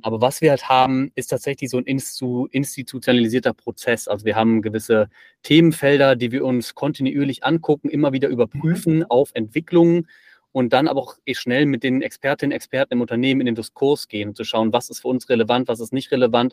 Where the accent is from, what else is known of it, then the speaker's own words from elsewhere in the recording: Bonn, North Rhine-Westphalia, Germany; also born or lived in Aachen; now in Ulm, Germany; ich bin eigentlich gebürtiger Bonner, wohne jetzt in Ulm